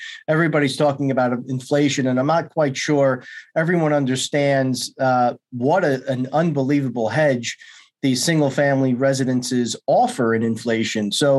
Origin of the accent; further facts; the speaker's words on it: New York, United States; I'm from New York